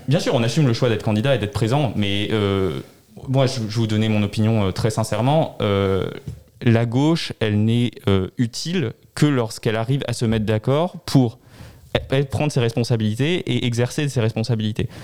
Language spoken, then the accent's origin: French; Strasbourg, Grand Est, France; je suis né à Strasbourg et j'ai grandi à Strasbourg